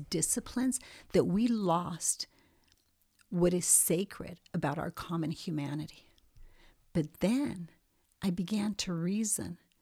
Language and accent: English; Montevideo, Uruguay; moved away; also born or lived in New York; I was born in Montevideo, Uruguay, and I lived there until mid-sixties